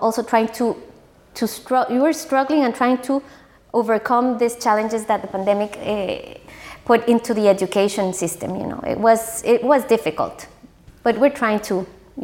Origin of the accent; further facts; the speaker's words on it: San José, Costa Rica; moved away; I grew up in San Jose, a very nice childhood.